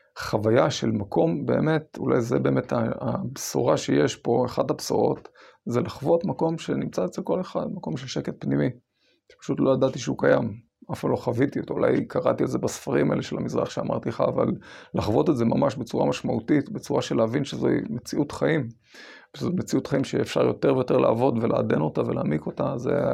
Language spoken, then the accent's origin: Hebrew; Israel; אני גדלתי בקיבוץ של שומר צעיר עד אה, אחרי הצבא.